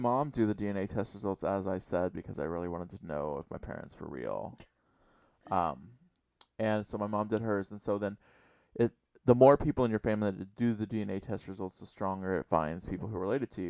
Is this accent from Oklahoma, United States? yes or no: yes; Oklahoma, United States; And I was adopted. And I was born in 1966. and I'm from Oklahoma.